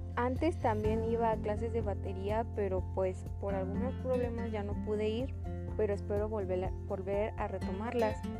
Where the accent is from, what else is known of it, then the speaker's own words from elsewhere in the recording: State of Mexico, Mexico; soy del Estado de México